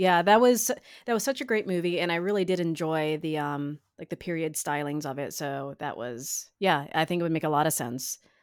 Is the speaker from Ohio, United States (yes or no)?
yes; Northeast Ohio, United States; born and raised. I've moved away many times and eventually always moved back